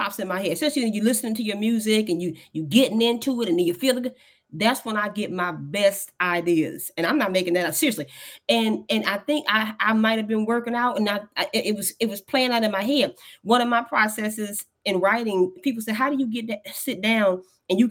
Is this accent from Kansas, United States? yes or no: yes; Kansas City, Kansas, United States; moved away as an adult; now in Missouri, United States; I live in Missouri now, but I'm from Kansas City, Kansas. I'm from Wyandotte County.